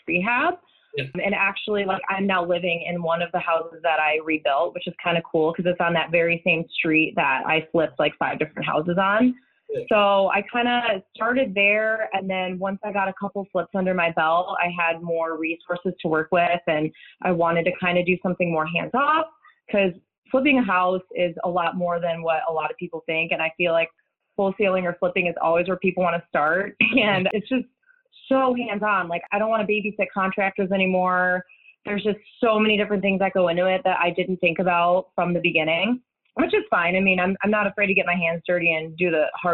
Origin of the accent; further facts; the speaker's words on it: Chicago, Illinois, United States; moved away as an adult; now in Indianapolis, United States; I'm originally from Chicago suburbs, but I've been living in Indianapolis for about the last 10, 11 years.